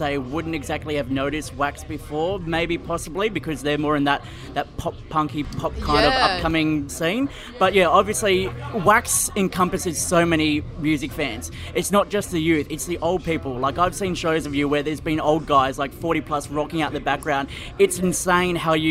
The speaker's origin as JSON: {"language": "English", "town": "Gold Coast", "region": "Queensland", "country": "Australia", "tie": "born or raised there", "also_born_or_lived": "Brisbane", "said": "I am from 4215 Labrador. I grew up on Robert Street on the Gold Coast"}